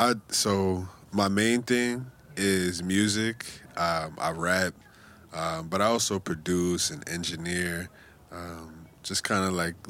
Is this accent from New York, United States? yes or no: yes; New York City, New York, United States; also born or lived in Bushwick, Brooklyn; I'm from the Lower East Side.